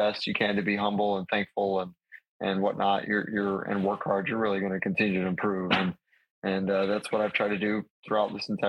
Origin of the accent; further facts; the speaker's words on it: Jacksonville, Florida, United States; born there; also born or lived in Charleston / Hawaii / Wisconsin; Well, what's crazy is I was born in Jacks. My dad was stationed he's in the Navy, was stationed in Charleston actually right after that. So we moved there, which is even further east, right, and then moved to Hawaii for the first time